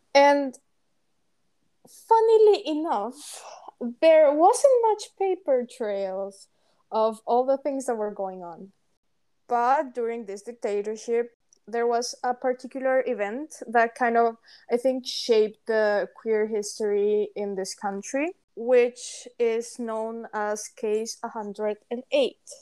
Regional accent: Paraguay; English is a second language; moved away as an adult; we are both from Paraguay and we've been friends for over eight years now. We met in high school

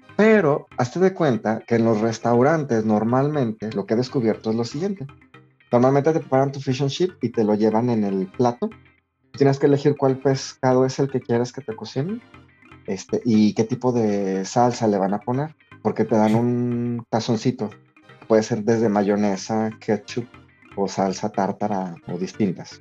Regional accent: Mexico; now in England; Somos mexicanos viviendo en Inglaterra

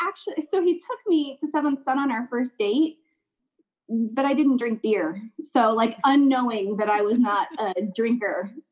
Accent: Lakeland, Florida, United States; also born or lived in Palm Harbor, Florida; So I grew up, I'm from Lakeland originally, and then grew up half in Lakeland and then moved to Palm Harbor with my dad in middle school.

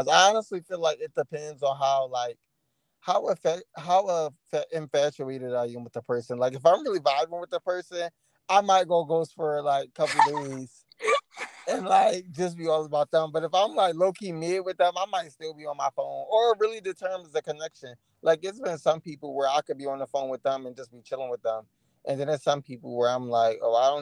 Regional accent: Coatesville, United States; now in Tennessee, United States; I'm from Coatesville, living in Tennessee.

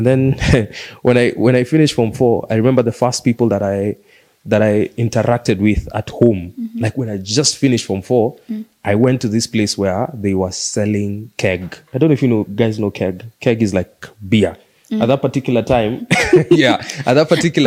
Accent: Mombasa, Mombasa County, Kenya; moved away; also born or lived in Nairobi; I grew up in Mombasa, and then we moved to Nairobi in 1998.

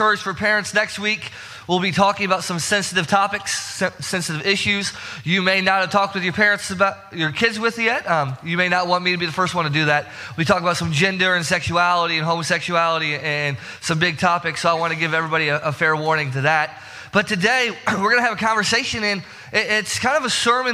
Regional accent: Herscher, Illinois, United States; moved away; my hometown, Hersher, Illinois

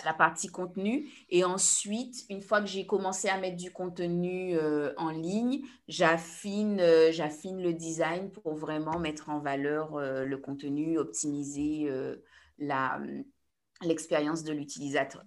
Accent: Guadeloupe; je suis guadeloupéenne

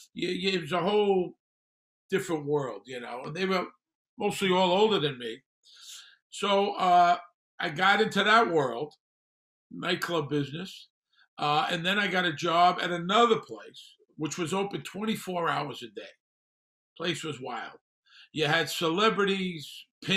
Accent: New York City, New York, United States; moved away as an adult; also born or lived in Las Vegas; I grew up in Brooklyn. I grew up on welfare.

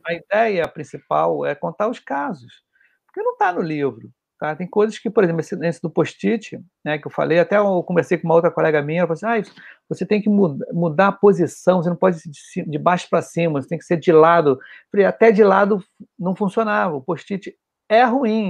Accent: Rio de Janeiro, Brazil; Eu sou do Rio, né? Tá? Para quem não conhece, eu sou do Rio, sou carioca. Nasceu aqui no Rio

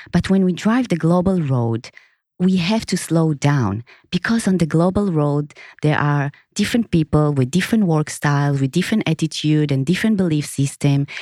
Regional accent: Israel; moved away as an adult; now in Singapore; I was born in Israel, and in two thousand and seven, when I moved to Singapore

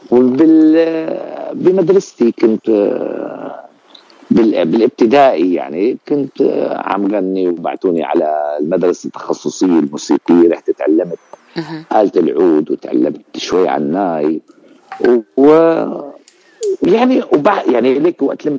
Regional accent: Al-Zaytuni, Ras al-Basit, Latakia Governorate, Syria; في قرية اسمها رأس البسيط المنطقة منطقة رأس البسيط

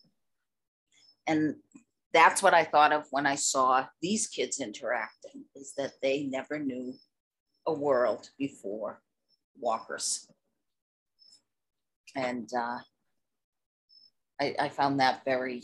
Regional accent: Boston, Massachusetts, United States; I'm from the Boston area

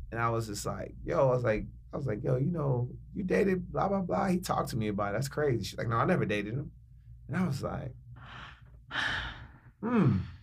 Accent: Chicago, Illinois, United States; now in Los Angeles, United States; my home city, Chicago.

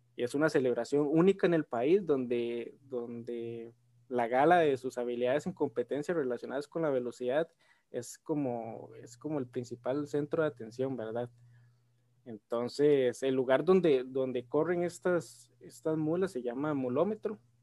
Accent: Costa Rica

